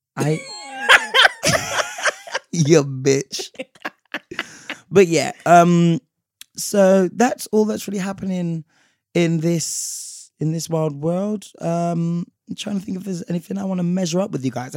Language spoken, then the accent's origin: English; London, United Kingdom; we're from London